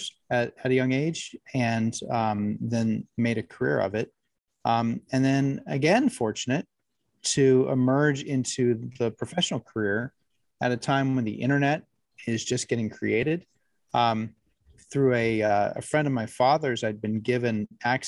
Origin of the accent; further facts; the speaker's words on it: California, United States; I'm a California native